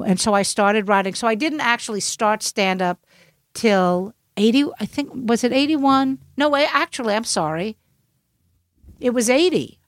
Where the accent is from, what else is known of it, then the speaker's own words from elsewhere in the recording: New York City, New York, United States; now in New York, United States; I'm from Brooklyn. That's how we talk